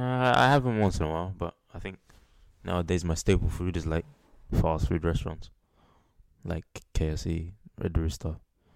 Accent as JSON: {"language": "English", "town": "Melbourne", "region": "Victoria", "country": "Australia", "said": "I'm from Melbourne"}